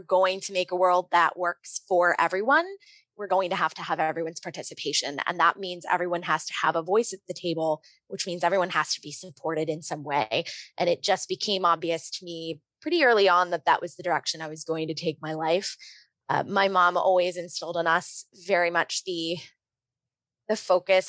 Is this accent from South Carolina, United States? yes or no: no; New Jersey, United States; I grew up in the Lutheran Church, ELCA, in New Jersey